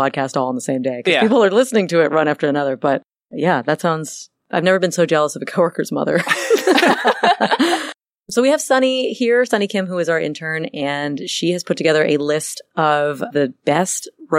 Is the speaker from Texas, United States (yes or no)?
no; Florida, United States; I'm from Florida.